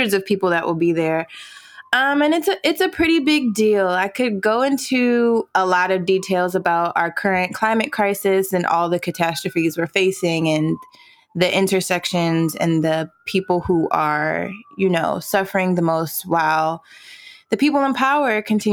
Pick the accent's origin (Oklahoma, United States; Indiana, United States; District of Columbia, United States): District of Columbia, United States; Washington; moved away as an adult; now in Brooklyn, United States; I am originally from the Washington, D.C. area. Been in Brooklyn now for a year and a half.